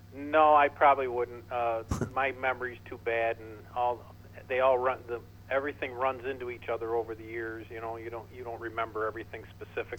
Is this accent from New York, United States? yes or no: yes; Watertown, New York, United States